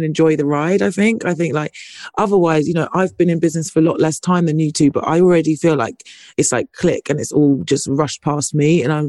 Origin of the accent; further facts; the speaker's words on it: United Kingdom; maybe it's because I'm British